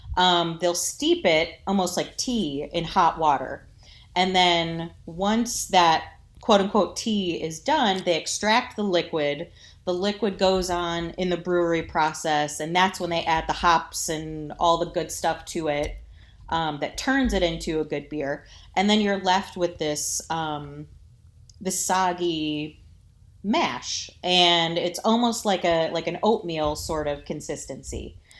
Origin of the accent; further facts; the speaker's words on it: Toledo, Ohio, United States; I grew up in the Toledo area, born and raised here